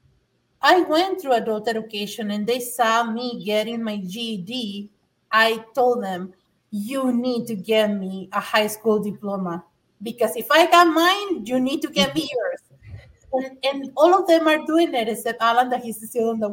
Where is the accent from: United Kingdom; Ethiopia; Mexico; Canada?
Mexico; English is a second language; now in United States; I'm an immigrant from Mexico. English is my second language